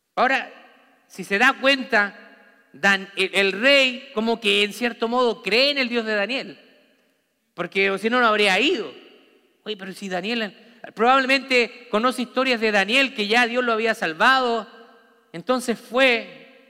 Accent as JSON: {"language": "Spanish", "town": "Santiago", "region": "Santiago Metropolitan Region", "country": "Chile", "moved": "yes", "said": "Yo viví en una ciudad grande, en Santiago de Chile"}